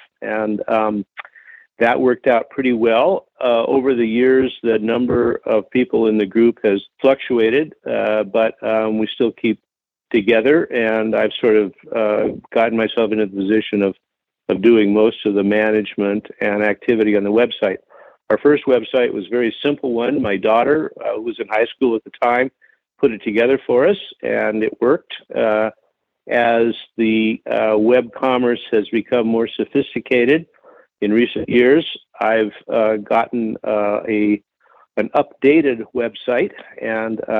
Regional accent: Portland, Oregon, United States; now in Bend, United States; I grew up in Portland, Oregon

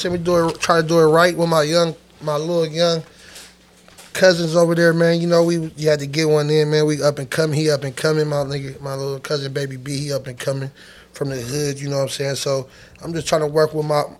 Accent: Sacramento, California, United States; We're from Sacramento, California

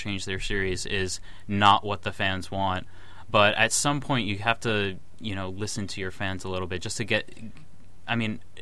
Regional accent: United States; as an American Square Enix fan

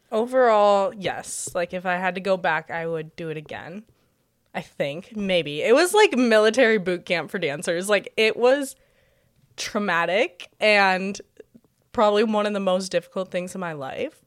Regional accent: Bismarck, North Dakota, United States; I grew up in Bismarck, North Dakota

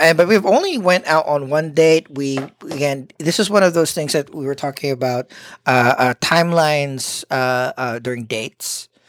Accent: Philippines; as a Filipino

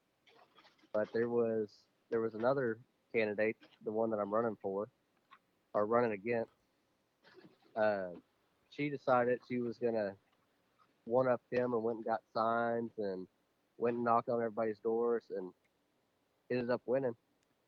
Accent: Rockdale, Texas, United States; born or raised there

